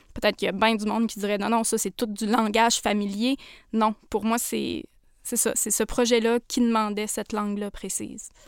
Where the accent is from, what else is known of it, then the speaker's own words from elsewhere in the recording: Portneuf-sur-Mer, Quebec, Canada; Je viens de la Côte-Nord